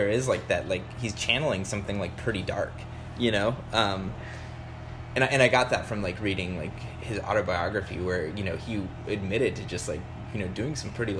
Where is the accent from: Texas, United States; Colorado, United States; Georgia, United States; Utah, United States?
Colorado, United States; Littleton; growing up in Littleton, Colorado